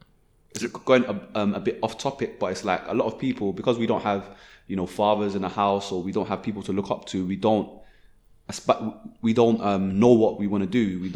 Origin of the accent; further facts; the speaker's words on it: Nigeria; And one thing I saw is that people I'm from Nigeria, so people, like, when I went to Nigeria a few times